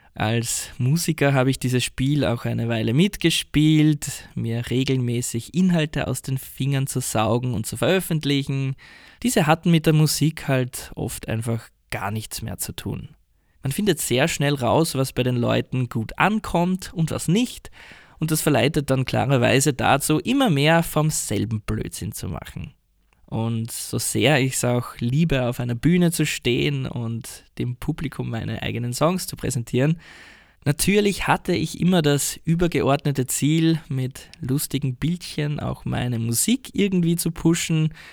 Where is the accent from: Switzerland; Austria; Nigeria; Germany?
Austria; moved away as an adult; now in Kawasaki, Japan; euer Ösi in Kawasaki.